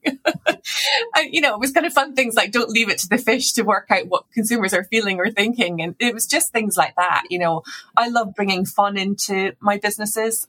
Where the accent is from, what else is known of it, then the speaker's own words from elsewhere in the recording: Scotland, United Kingdom; moved away; also born or lived in Edinburgh; I'm Scottish originally